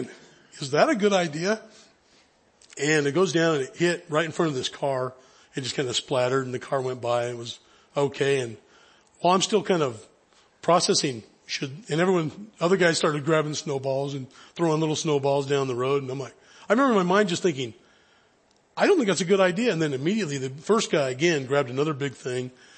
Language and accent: English; high Sierras, Northern California, United States; I grew up in Northern California up in the high Sierras